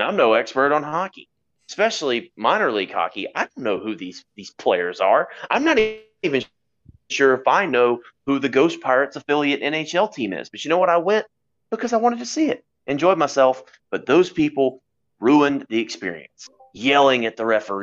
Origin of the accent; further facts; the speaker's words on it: Guyton, Georgia, United States; my hometown.